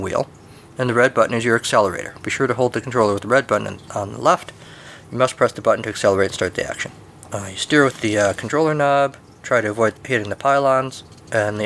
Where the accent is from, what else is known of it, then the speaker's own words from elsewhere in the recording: United States; I'm an American